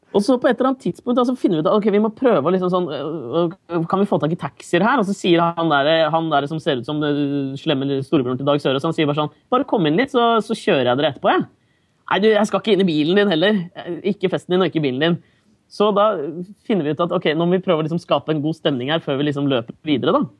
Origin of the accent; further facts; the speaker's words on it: Norway; now in New York, United States; jeg er fra Norge